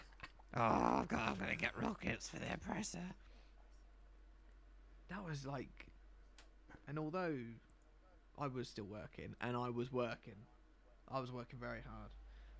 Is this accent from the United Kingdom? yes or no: yes; United Kingdom; I'm British.